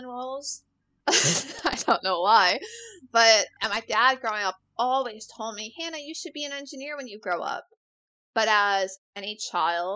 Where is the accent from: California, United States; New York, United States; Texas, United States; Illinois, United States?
New York, United States; Rochester; moved away; also born or lived in Halifax, Nova Scotia; I'm originally from Rochester, New York